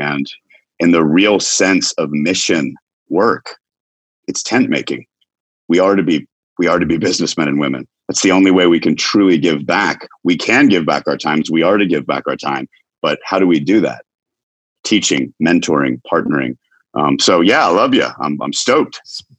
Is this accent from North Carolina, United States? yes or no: no; Knoxville, Tennessee, United States; also born or lived in Chattanooga; I am from Knoxville, Tennessee. I was born in Chattanooga, lived all over the U.S. My dad was a pastor